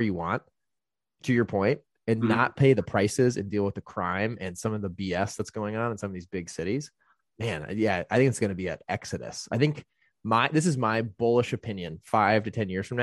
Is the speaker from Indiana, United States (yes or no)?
yes; Indiana, United States; moved away; I grew up in Indiana